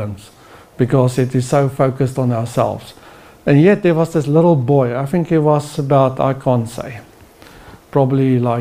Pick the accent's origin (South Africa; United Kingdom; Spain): South Africa; now in Norway; as a South African